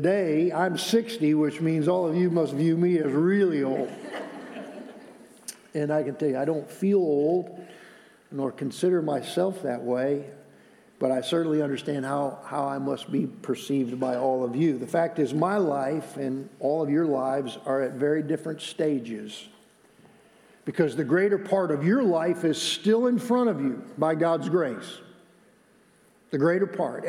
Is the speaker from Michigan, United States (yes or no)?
yes; Michigan, United States; moved away; He was my pastor where I grew up in Michigan